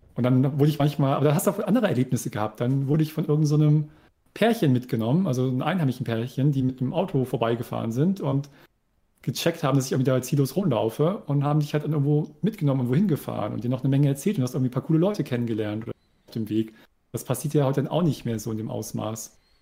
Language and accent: German; East Germany, Germany; also born or lived in Delmhorst; now in Bremen, Germany; ich als Ossi